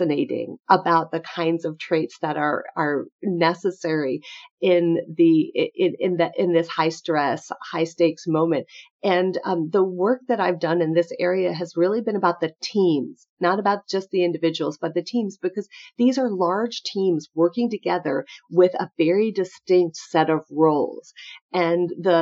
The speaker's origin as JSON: {"language": "English", "town": "New York City", "region": "New York", "country": "United States", "moved": "yes", "lives_now": "St. Louis, United States", "said": "I'm from New York City originally, but I live in St. Louis"}